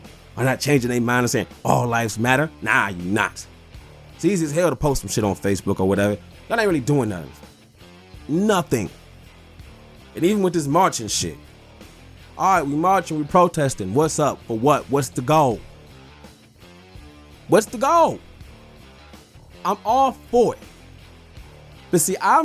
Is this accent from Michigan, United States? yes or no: yes; Detroit, Michigan, United States; I'm from Detroit